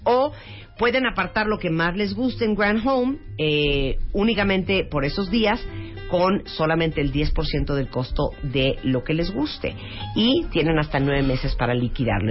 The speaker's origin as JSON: {"language": "Spanish", "country": "Nicaragua", "said": "yo soy nicaragüense"}